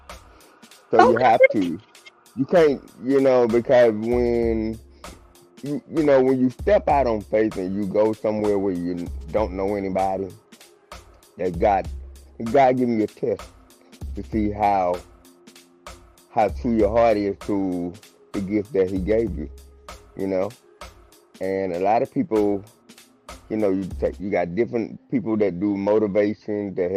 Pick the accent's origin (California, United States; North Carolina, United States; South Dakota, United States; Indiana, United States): North Carolina, United States; Winston-Salem; moved away as an adult; now in Charlotte, United States; Winston-Salem, North Carolina.